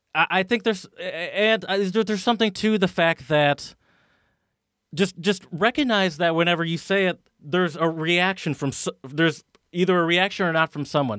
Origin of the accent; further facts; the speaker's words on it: United States; me as an American